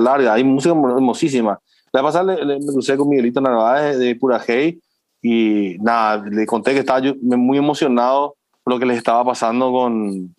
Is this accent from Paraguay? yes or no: yes; Paraguay